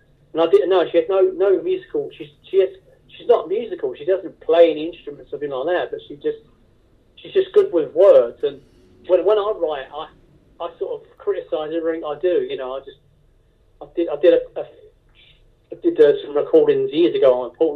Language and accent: English; England, United Kingdom; So I come from England